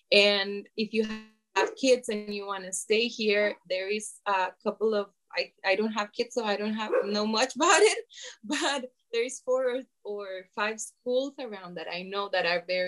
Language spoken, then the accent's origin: English; San Jose, Costa Rica; now in Guanacaste, Costa Rica; I'm here in Guanacaste for 14 years. I came from San Jose and I love it.